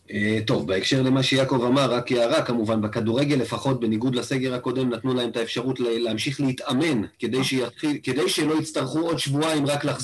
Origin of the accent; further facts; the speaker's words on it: Rishon LeZion, Central District, Israel; now in Kfar Chabad, Israel; כן קרוב לאיפה שנולדתי וגדלתי, מן הסתם, לראשון לציון.